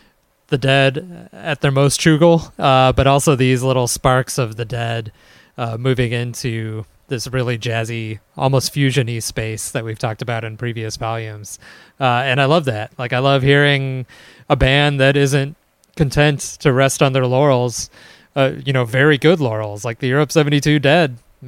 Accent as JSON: {"language": "English", "town": "Chicago", "region": "Illinois", "country": "United States", "accent": "Midwestern Chicago", "said": "But I blame my Midwestern Chicago accent for that one."}